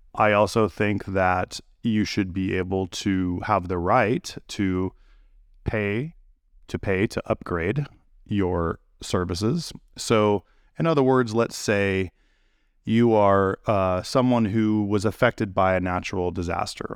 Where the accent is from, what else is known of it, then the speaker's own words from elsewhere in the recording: United States; I'm an American. I've lived here my whole life